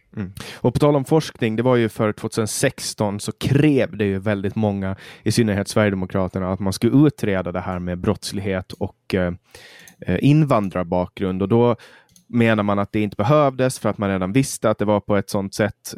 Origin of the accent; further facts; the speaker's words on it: Mariehamn, Åland Islands; min hemstad Mariehamn